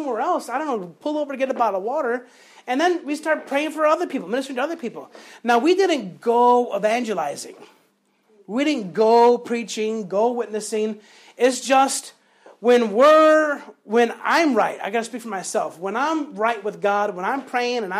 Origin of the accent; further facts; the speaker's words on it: Chicago, Illinois, United States; moved away; When I was growing up in Chicago, I was in the gangs and in the hood